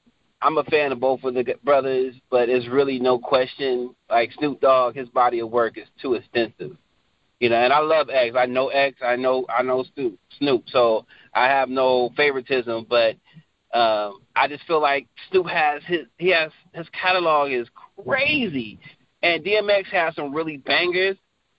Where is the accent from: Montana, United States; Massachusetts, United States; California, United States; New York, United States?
California, United States; Travis Air Force Base; So, I was born in Southern California, but I grew up in Northern California. I'm a military brat, so my father was in the Air Force. So we moved to Travis Air Force Base when I was, I don't know, like a year or two or something like that.